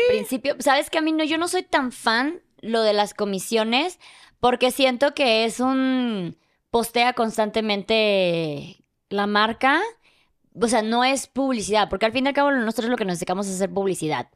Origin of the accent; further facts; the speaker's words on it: Mexico; yo soy de México